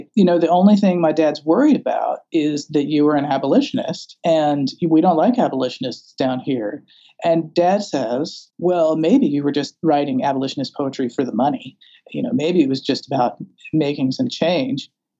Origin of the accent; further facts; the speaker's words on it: the South, United States; I'm from the South